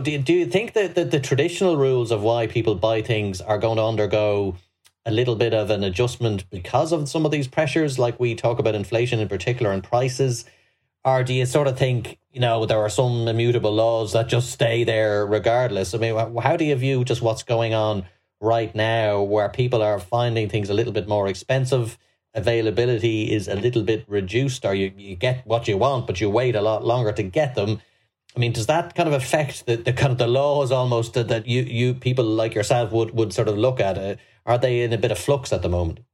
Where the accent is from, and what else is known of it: Ireland